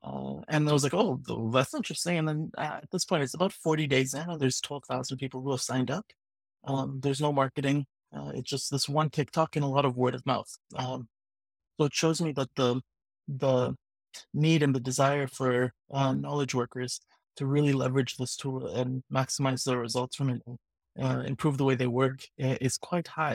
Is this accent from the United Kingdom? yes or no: no; Vancouver, British Columbia, Canada; I'm from Vancouver, Canada